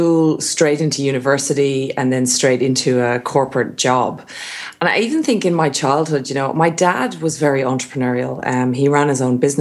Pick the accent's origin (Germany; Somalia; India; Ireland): Ireland; Portarlington, Leinster; moved away as an adult; now in Australia; I was born in a town called Port Arlington in County Laois in Ireland.